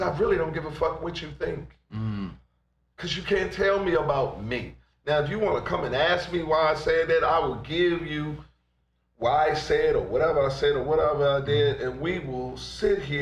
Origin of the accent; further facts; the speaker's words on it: Washington, District of Columbia, United States; I'm from Southeast DC.